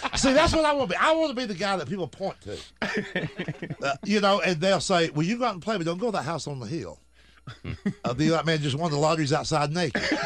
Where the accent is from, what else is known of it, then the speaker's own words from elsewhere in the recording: Georgia, United States; I'm from Georgia.